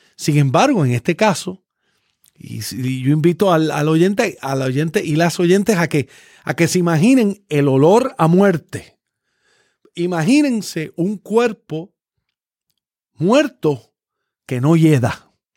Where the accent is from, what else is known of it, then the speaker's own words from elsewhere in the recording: Puerto Rico; Yo siendo puertorriqueño